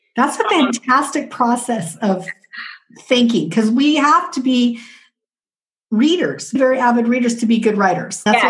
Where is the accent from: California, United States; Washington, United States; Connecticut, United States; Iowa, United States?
Washington, United States; Southwest; I'm from Southwest Washington